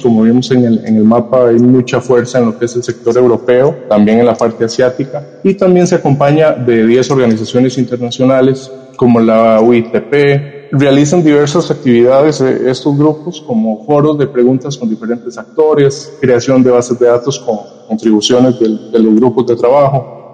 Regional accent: Costa Rica; aquí en mi país, Costa Rica

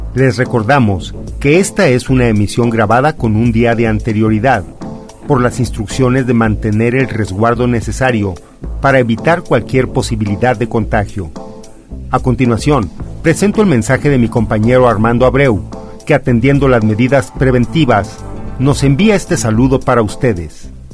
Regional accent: Mexico; la cultura de nuestro pasado como mexicanos

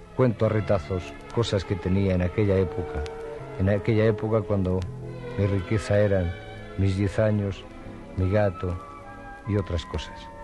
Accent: Barcelona, Catalonia, Spain; Nací en Barcelona un 27 de diciembre de 1943.

